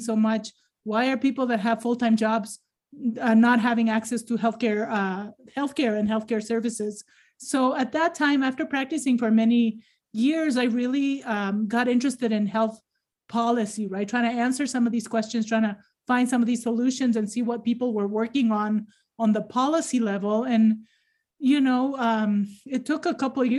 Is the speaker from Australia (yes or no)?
no; Ecuador; moved away as an adult; now in United States; I was born and raised in Ecuador